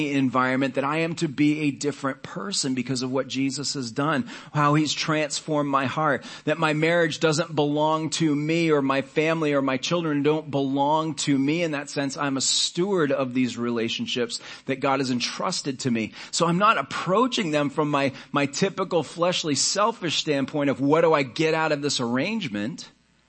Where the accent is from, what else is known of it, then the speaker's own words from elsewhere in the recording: United States; we as American Christians